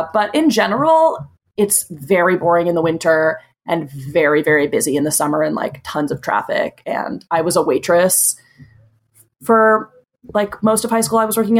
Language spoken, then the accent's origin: English; Boston, Massachusetts, United States; now in Los Angeles, United States; I am from the East Coast. I'm from Boston, but I've been in LA now for about a year and a half.